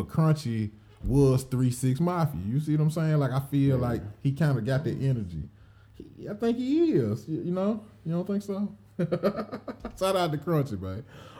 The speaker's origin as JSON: {"language": "English", "town": "Nashville", "region": "Tennessee", "country": "United States", "tie": "born or raised there", "moved": "yes", "said": "I'm originally from Nashville. I'm born there and definitely got family there."}